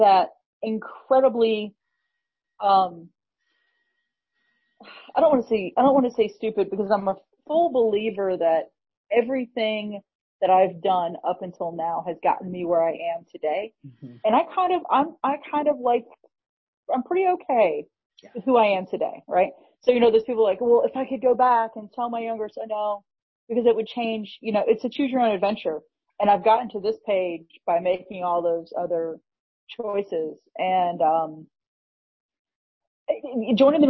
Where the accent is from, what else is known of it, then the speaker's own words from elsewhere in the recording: Birmingham, Alabama, United States; also born or lived in New England; When I was just beginning school age, when I was like five, we moved from New England down to Birmingham, Alabama.